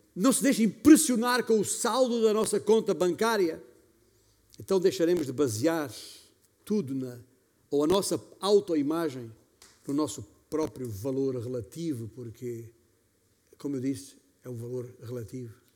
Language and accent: Portuguese; Beja, Alentejo, Portugal; moved away; lá na minha igreja, em Beja, de onde venho